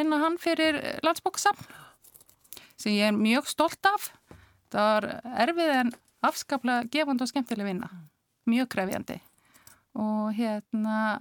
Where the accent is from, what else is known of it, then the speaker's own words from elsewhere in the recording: Akureyri, Northeastern Region, Iceland; moved away as an adult; also born or lived in Reykjavík; ég er frá Akureyri. Hmm. Akureyri yngur. Bjóð þar til eh, Tvítöks og flutti svo hérna í bæin eftir stúdinspróf